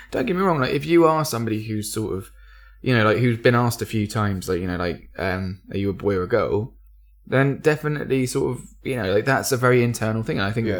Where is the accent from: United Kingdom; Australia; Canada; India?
United Kingdom; Surrey, South East England; I come from Surrey, so we had like literally six kids who in our year of 360 who weren't white.